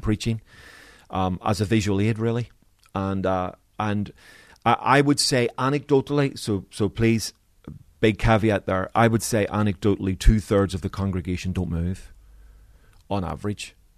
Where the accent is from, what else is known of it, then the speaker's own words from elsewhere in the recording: Belfast, Northern Ireland, United Kingdom; growing up in Belfast